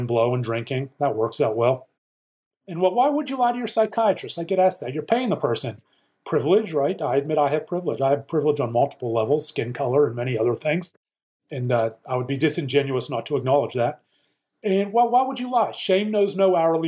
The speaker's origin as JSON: {"language": "English", "town": "Pittsburgh", "region": "Pennsylvania", "country": "United States", "tie": "born or raised there", "said": "growing up in Pittsburgh, PA"}